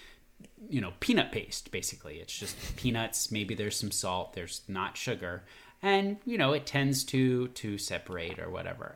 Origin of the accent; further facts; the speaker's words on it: Virginia, United States; now in Atlanta, United States; I'm from Virginia